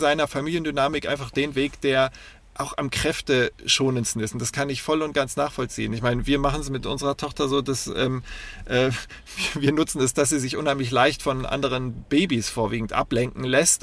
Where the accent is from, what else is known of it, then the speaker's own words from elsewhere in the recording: West Germany, Germany; als Wessi